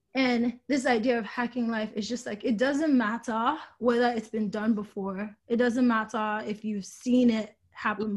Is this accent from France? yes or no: no; Nigeria; moved away; also born or lived in New York; I grew up in Nigeria. I grew up around fashion in Nigeria